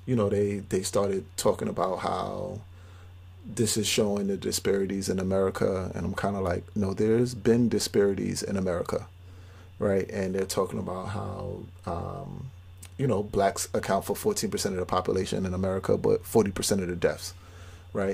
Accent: New York City, New York, United States; I grew up in Brownsville

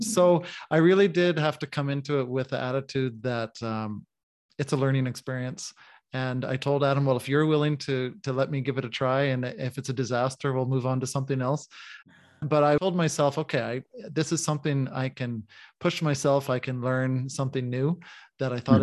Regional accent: the Canadian Prairies, Canada; moved away as an adult; also born or lived in Manitoba / Saskatchewan; now in Mexico; I'm a Canadian coming from the prairies. Manitoba and Saskatchewan are the provinces I come from on the prairies of Canada.

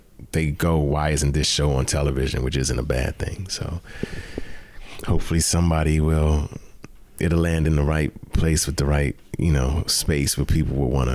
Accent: Prince George's County, Maryland, United States; also born or lived in Bahamas; I was born in the Bahamas, but I was raised in Prince George's County, Maryland

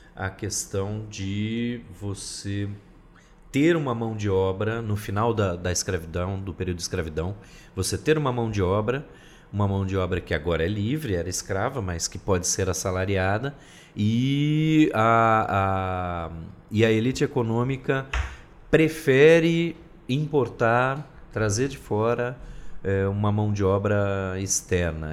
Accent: interior of São Paulo, Brazil; moved away; also born or lived in Northeast Brazil; eu sou do Brasil do Sul, vocês me desculpem, interior de São Paulo

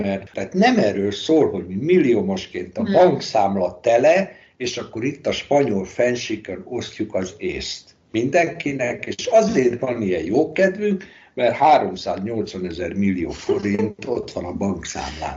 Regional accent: Hungary; moved away as an adult; now in Spain; magyar vagyok

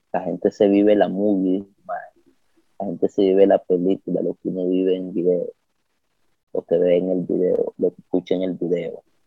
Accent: Nicaragua; also born or lived in Managua area, Nicaragua; soy nicaragüense

